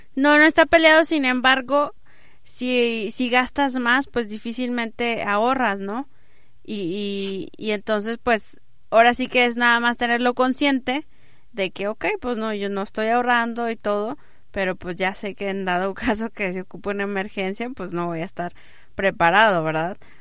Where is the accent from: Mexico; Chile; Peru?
Mexico; also born or lived in Monterrey; Como mexicanos